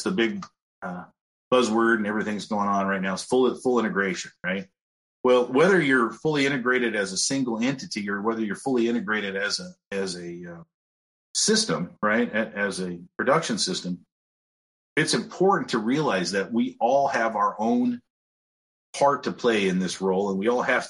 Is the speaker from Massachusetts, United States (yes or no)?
no; California, United States; also born or lived in Iowa; I am originally from California, kind of spent my time between Iowa and California, so I kind of understand both sides